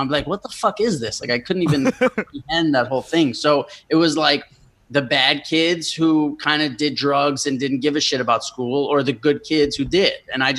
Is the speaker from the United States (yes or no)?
yes; New York City, New York, United States; I just lived like a normal kid growing up in New York City